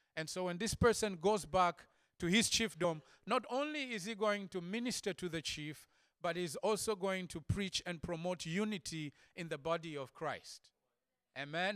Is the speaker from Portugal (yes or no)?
no; Zambia; I come from Zambia